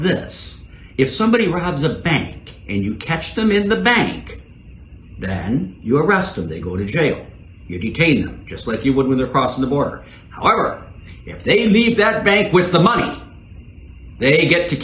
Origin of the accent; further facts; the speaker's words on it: Chicago, Illinois, United States; I was born in Chicago, Illinois